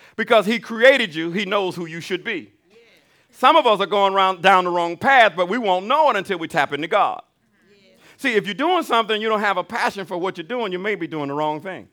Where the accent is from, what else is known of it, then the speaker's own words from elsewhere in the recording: Alabama, United States; I'm from Alabama